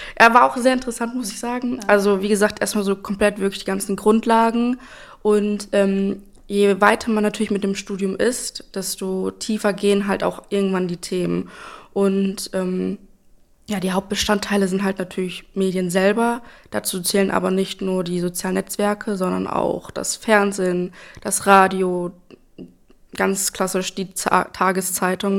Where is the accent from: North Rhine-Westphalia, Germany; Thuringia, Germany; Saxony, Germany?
North Rhine-Westphalia, Germany; Espelkamp; now in Lübbecke, Germany; ich bin aufgewachsen in Espelkamp und bin dort auch zur Schule gegangen